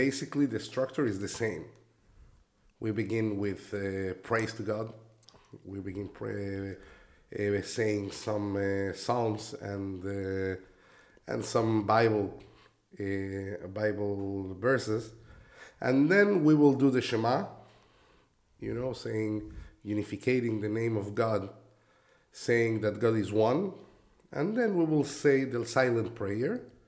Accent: Mexico City, Mexico; first language Spanish; English is a second language; moved away as an adult; also born or lived in Israel / Barranquilla, Colombia / Los Angeles; I was born and I was raised in Mexico City.

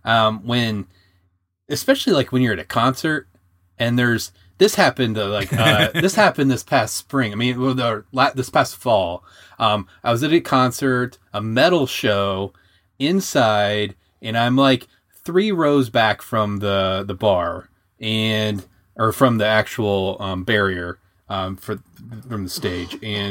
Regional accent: Michigan, United States; also born or lived in Southern Indiana, United States; I mean, it's like I'm from Michigan and Southern Indiana.

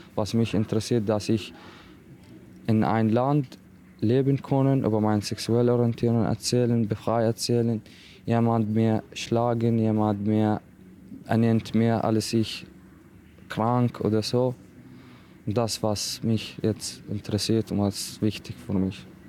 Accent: Iraq; German is a second language; now in Austria; Ich habe viel Schwierigkeit in meiner Heimat erlebt, mit meiner Familie. Also in Irak, wir leben in clanmäßig Community

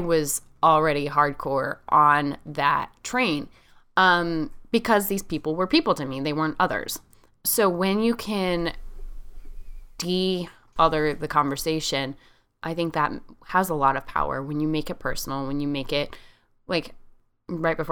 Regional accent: Central Valley of California, United States; moved away; also born or lived in Virginia; Growing up in the Central Valley of California, I was around migrant workers and migrant worker communities all the time

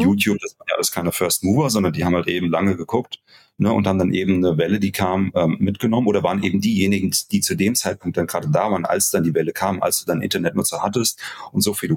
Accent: Hesse, Germany; bei uns in Hessen hieß das Kirmes

